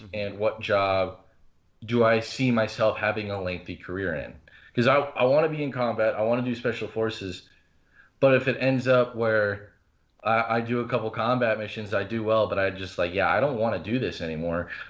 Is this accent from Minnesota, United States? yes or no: no; Appleton, Wisconsin, United States; also born or lived in Omaha, Nebraska / Oconomowoc, Wisconsin; I was born in Omaha, Nebraska, but I grew up for the most part of my life in Appleton.